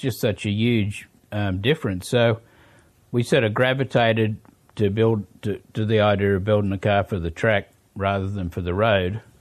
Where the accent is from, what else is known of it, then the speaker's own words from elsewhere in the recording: Sydney, New South Wales, Australia; moved away as an adult; now in New Zealand; I was born in Australia